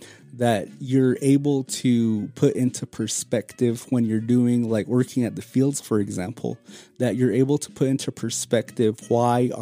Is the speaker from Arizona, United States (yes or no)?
yes; Hopi reservation, Arizona, United States; out here on the reservation